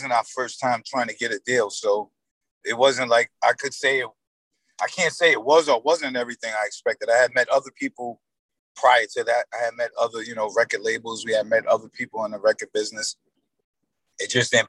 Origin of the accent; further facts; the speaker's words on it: Yonkers, New York, United States; we are from Yonkers